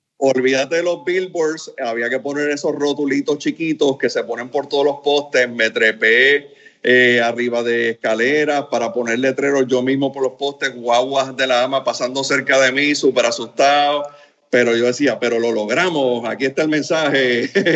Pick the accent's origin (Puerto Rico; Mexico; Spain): Puerto Rico; also born or lived in Camagüey, Cuba; yo me siento cubarriqueño, eh, porque la verdad que desde los tres años estoy en Puerto Rico